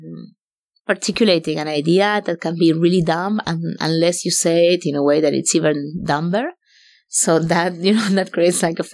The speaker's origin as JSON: {"language": "English", "country": "Argentina", "tie": "born or raised there", "also_born_or_lived": "Paris", "moved": "yes", "said": "I grew up in Argentina."}